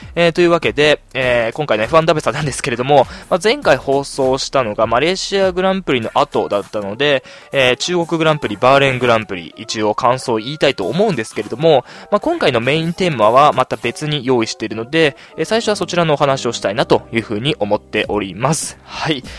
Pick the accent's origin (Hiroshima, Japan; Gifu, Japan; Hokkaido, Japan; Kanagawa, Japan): Hokkaido, Japan; Sapporo; 地元の札幌の、えー、大学に入学いたしまして